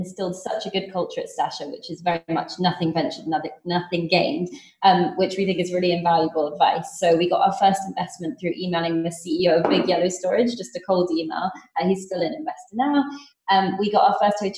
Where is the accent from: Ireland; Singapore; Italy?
Singapore; moved away; I grew up there and went to school there